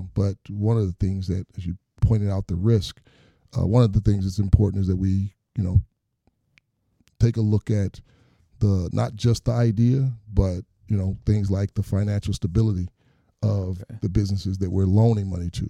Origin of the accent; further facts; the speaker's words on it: Detroit, Michigan, United States; I'm, a native of Detroit, born and raised in Detroit